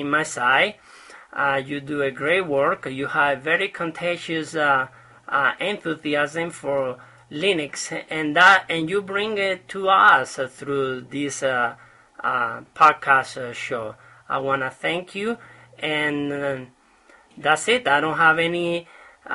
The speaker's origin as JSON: {"language": "English", "region": "Canary Islands", "country": "Spain", "moved": "yes", "lives_now": "Utah, United States", "said": "I am a Spaniard from Canary Islands. However, I'm living here in Utah"}